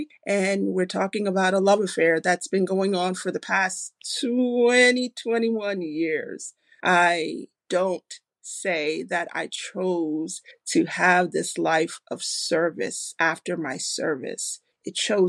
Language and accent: English; New York, United States; I'm a New Yorker